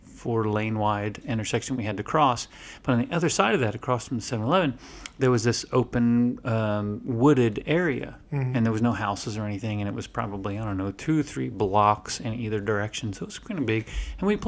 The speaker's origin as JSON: {"language": "English", "region": "Florida", "country": "United States", "tie": "born or raised there", "said": "I grew up in a couple of small towns in Florida"}